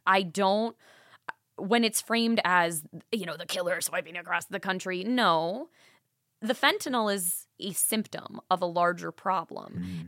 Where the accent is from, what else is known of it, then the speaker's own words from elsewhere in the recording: Milwaukee, Wisconsin, United States; from Milwaukee, so shout out to my hometown